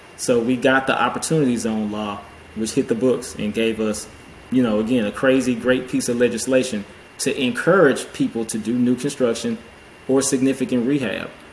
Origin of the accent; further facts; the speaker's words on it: Houston, Texas, United States; I'm a CPA here, uh, based in Houston, born and raised in the Houston area